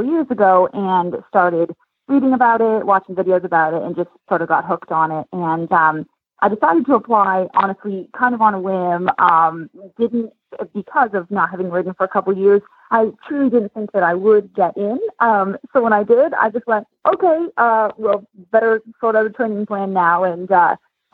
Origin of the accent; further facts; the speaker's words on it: Canada; now in Lexington, United States; I'm Canadian, but I live in Lexington now